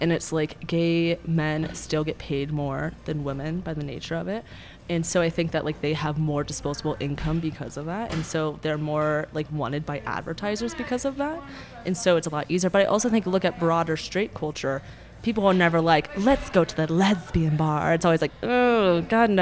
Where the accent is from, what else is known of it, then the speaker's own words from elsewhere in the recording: Phoenix, Arizona, United States; now in Denver, United States; I'm from Phoenix originally